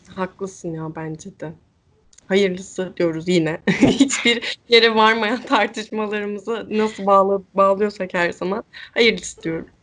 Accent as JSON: {"language": "Turkish", "region": "İzmir", "country": "Turkey", "said": "Ben İzmirliyim"}